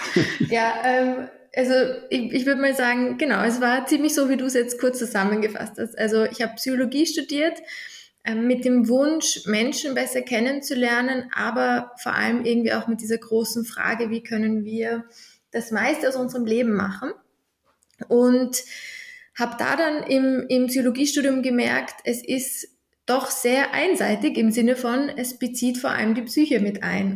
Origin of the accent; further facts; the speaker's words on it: Vienna, Austria; Ich komme aus Wien